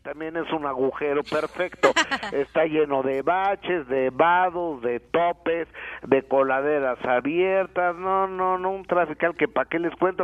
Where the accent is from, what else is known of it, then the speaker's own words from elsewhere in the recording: Mexico; en mi país